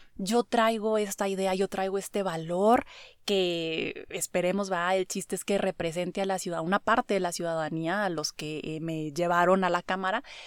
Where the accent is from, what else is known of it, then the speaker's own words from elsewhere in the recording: Mexico; soy mexicano, me gusta mi cultura, me gustan mis valores